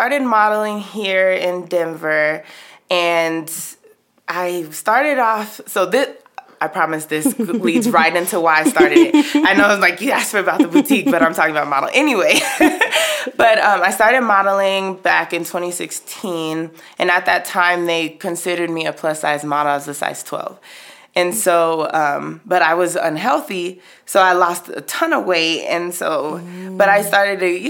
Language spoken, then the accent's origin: English; Nigeria; I'm Nigerian